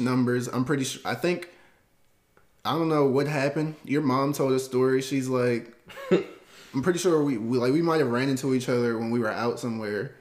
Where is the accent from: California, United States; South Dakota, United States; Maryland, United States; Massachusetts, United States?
Maryland, United States; Baltimore County; also born or lived in North Carolina; I've been in Maryland since I was five years old. Born in North Carolina, moved here, Baltimore County.